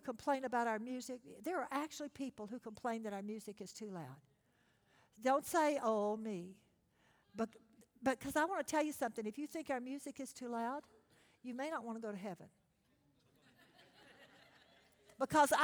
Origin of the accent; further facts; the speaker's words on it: Texas, United States; I'm from Texas